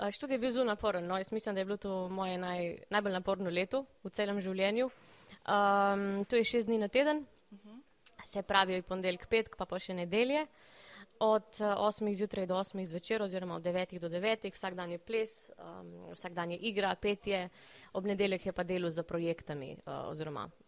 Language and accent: Slovenian; Vipava, Goriška, Slovenia; A, iz Vipave sem prišla.